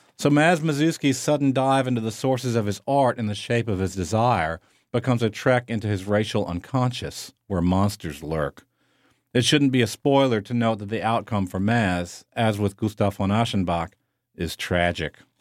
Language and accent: English; New Orleans, Louisiana, United States; moved away as an adult; also born or lived in Chicago / Munich; my hometown, New Orleans